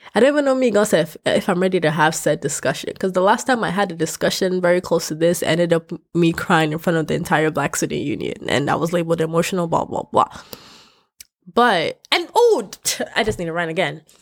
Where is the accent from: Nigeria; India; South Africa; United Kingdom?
Nigeria; now in United States; I'm Nigerian, but I'm also Yoruba and I'm also I, I'm also Ishan